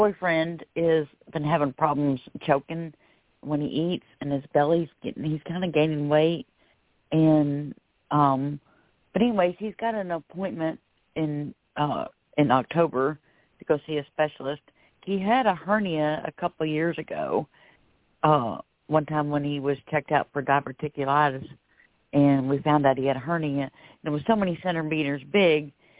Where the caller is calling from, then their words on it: Florida, United States; I'm calling from Florida.